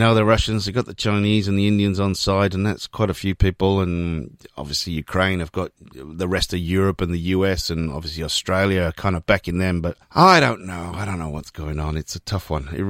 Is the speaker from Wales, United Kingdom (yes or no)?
yes; Wales, United Kingdom; I am from Wales and very proud of it.